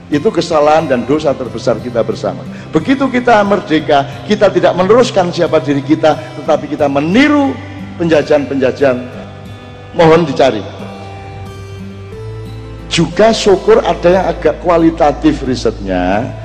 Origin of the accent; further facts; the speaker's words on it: Java, Indonesia; untung kita orang Jawa ada transformasi dinamis progresif desa mawa coro negara mawa toto